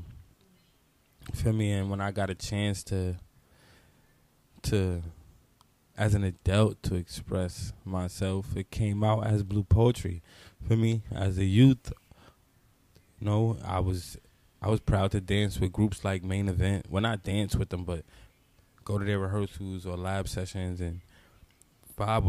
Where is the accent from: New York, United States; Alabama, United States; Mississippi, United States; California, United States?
New York, United States; New York City; also born or lived in Brooklyn; I'm from New York City. I grew up in the Bronx, born in the Bronx, New York